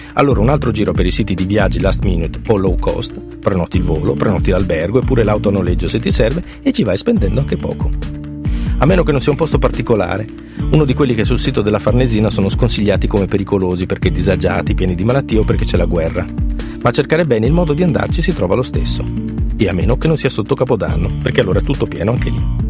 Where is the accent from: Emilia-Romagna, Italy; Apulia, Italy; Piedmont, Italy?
Emilia-Romagna, Italy; Parma; Io sono nato a Parma e per i miei primi sette anni ho vissuto nella piazza davanti alla stazione